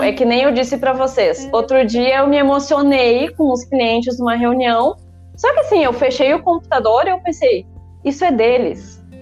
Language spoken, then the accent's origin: Portuguese; interior of Rio Grande do Sul, Brazil; also born or lived in Porto Alegre; sou natural do interior do Rio Grande do Sul, mas morava em Porto Alegre nessa época